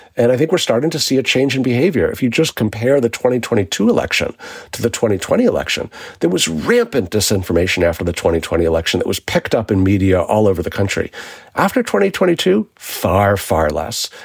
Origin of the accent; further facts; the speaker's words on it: New York City, New York, United States; I grew up in New York City in the nineteen eighties